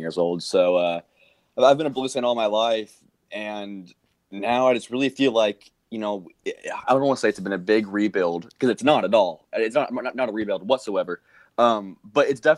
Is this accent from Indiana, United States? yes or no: yes; Indiana, United States; I'm from Indiana, so hockey isn't too popular here